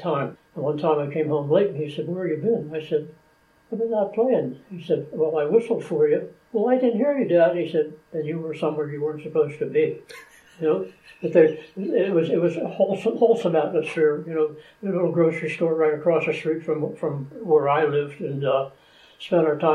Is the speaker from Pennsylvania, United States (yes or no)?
yes; Turtle Creek, Pennsylvania, United States; I'm born and raised in Turtle Creek